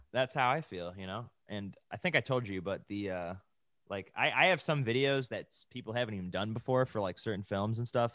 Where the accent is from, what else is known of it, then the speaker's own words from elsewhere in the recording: Buffalo, New York, United States; now in California, United States; we're from Buffalo. We come from, like, seven-month winter, winters